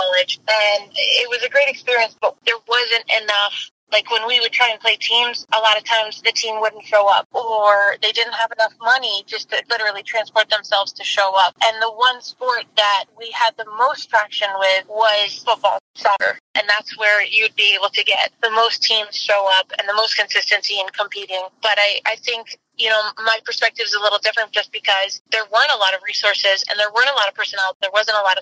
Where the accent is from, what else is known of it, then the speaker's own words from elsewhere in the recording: Nigeria; moved away as an adult; now in United States; I grew up in Nigeria, so my first 19 years were in Nigeria